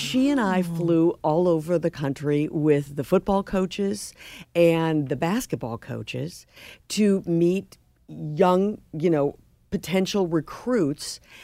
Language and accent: English; St. Louis, Missouri, United States; now in Boston, United States; I grew up in Saint Louis